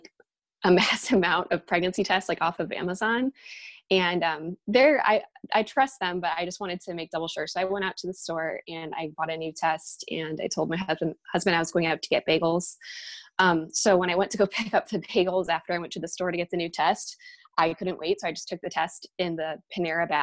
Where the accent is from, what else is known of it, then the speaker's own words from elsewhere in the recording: Ohio, United States; we're from Ohio